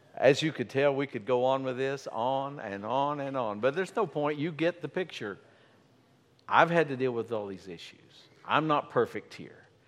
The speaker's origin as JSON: {"language": "English", "region": "Appalachia", "country": "United States", "tie": "born or raised there", "said": "I grew up in Appalachia. I grew up in the coal fields"}